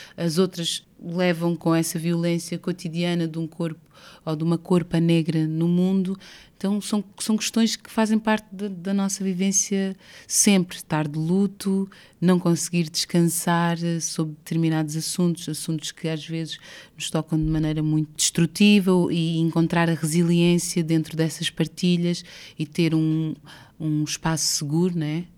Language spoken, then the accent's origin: Portuguese; Portugal; moved away as an adult; also born or lived in Brazil; Ter nascido em Portugal, eh, e crescido em Portugal